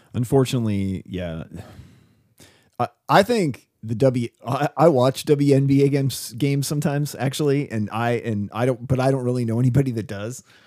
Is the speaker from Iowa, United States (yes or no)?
yes; West Burlington, Iowa, United States; I grew up in Burlington, Iowa